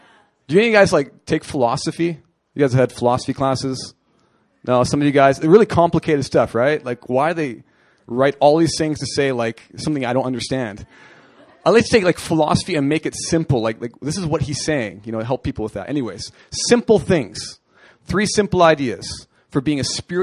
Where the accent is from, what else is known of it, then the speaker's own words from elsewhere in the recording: Canada; moved away; I'm a hockey player. I'm from Canada.